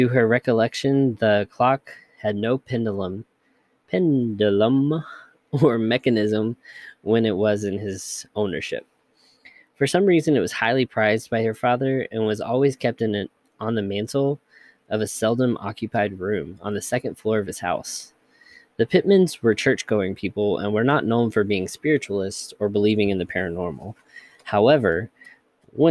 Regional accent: United States; accent: Georgia-Kentucky hybrid; also born or lived in Georgia / Kentucky; a Georgia-Kentucky hybrid, whatever my accent is

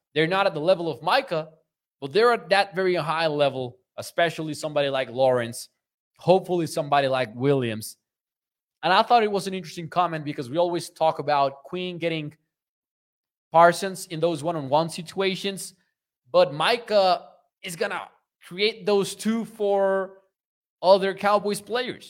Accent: Mexico; I am from Mexico

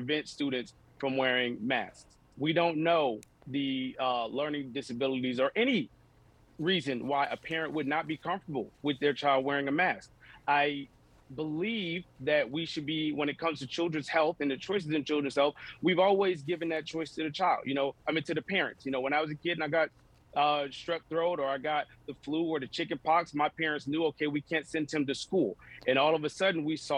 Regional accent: District 20, Florida, United States; I grew up in District 20, which is considered a Black district.

